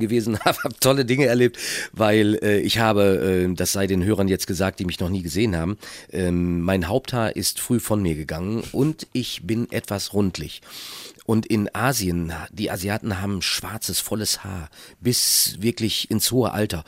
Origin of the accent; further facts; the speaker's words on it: Minden, North Rhine-Westphalia, Germany; Aus meiner Heimatstadt Minden